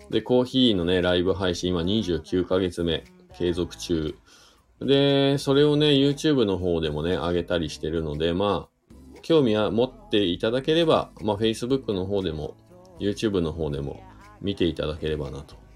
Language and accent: Japanese; Shizuoka, Japan; いやー、あのね、僕静岡出身なんですよ。東、東部ですけどね、東部。